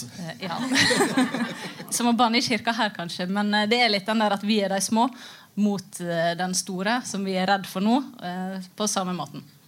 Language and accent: Norwegian; Førde, Vestland, Norway; Jeg er fra Førde, som er en by.